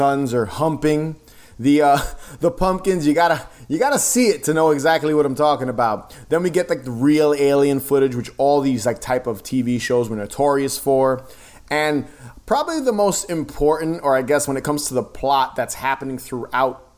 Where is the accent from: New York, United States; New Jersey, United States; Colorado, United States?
New York, United States; here in New York, I'm from New York, Fox 5 was our channel